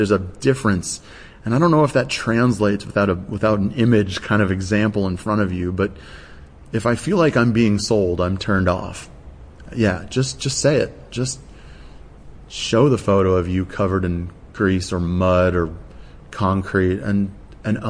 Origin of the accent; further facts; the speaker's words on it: United States; now in Australia; I'm obviously American